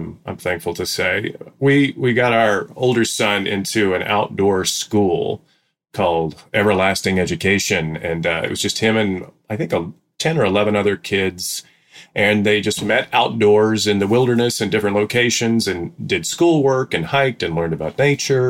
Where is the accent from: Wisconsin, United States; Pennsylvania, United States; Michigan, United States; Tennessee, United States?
Tennessee, United States; Memphis; also born or lived in Germantown, Tennessee; I am from Memphis, Tennessee, and then also from a suburb of Memphis called Germantown, Tennessee.